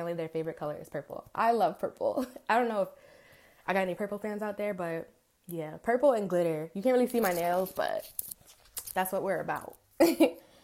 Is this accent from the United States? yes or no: yes; Rockland County, New York, United States; also born or lived in Englewood, New Jersey; I'm from Rockland County, New York